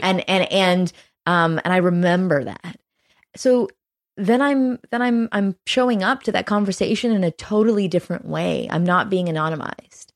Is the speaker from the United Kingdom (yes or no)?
no; Canada; also born or lived in Toronto; as a Canadian, I'm proud